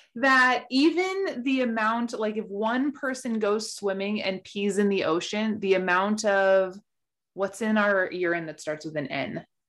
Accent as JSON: {"language": "English", "region": "Colorado", "country": "United States", "tie": "born or raised there", "said": "growing up in Colorado, we had so many fires just all the time"}